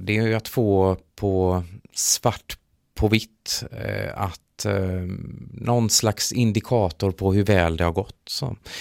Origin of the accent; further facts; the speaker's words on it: Gothenburg, Västra Götaland, Sweden; jag kommer faktiskt från Göteborg